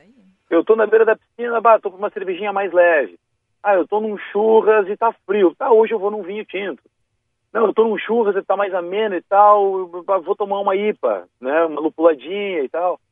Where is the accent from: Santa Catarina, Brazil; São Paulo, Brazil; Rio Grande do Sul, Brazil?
Rio Grande do Sul, Brazil; Vale do Taquari; lá na minha região, no Vale do Taquari